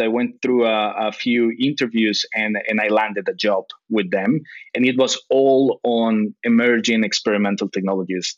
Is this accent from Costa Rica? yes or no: yes; Costa Rica; moved away as an adult; now in Tokyo, Japan; I'm I'm half uh, Costa Rican, half British. My dad is British, my mom is Costa Rican, but I was born and raised in Costa Rica